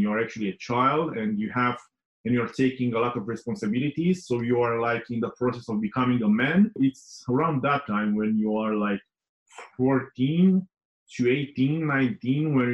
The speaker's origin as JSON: {"language": "English", "country": "Romania", "tie": "born or raised there", "said": "I was born in Romania, as you know. I was born in a small town. And yeah, I had like a normal childhood"}